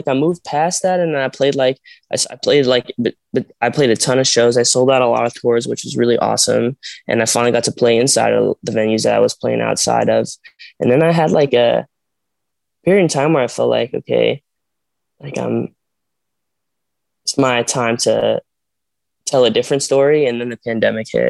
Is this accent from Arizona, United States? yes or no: yes; Arizona, United States; I'm from Arizona and my parents are not like in the entertainment industry